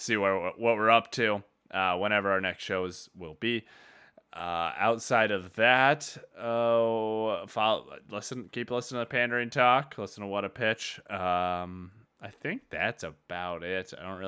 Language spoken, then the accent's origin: English; Iowa, United States; But yes, I'm from Tama County. Why? Okay. What's her name or his name? Oh, nope, no. I grew up in the north. That Tama went to the school district South Tama. I went to North Tama.